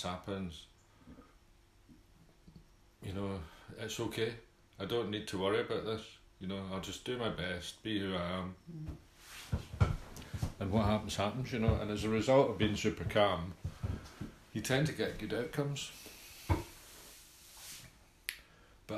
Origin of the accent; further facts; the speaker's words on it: Scotland, United Kingdom; accent: Scottish; me being Scottish